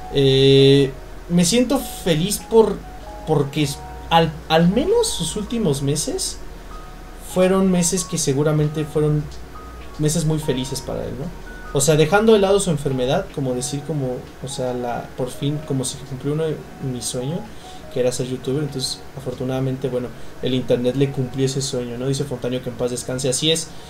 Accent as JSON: {"language": "Spanish", "country": "Mexico"}